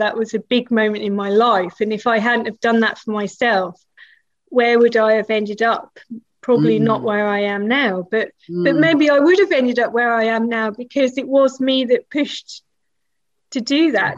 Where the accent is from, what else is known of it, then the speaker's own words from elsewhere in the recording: Norwich, East of England, United Kingdom; moved away as an adult; also born or lived in Peterborough / Bradford; So I was born in Norwich and then my parents moved to Peterborough, which is about 90 miles away.